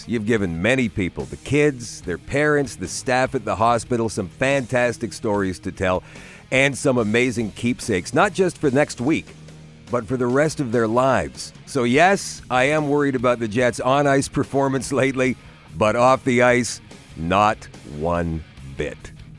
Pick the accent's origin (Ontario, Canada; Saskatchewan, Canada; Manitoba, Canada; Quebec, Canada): Manitoba, Canada; Winnipeg; where I grew up in Transcona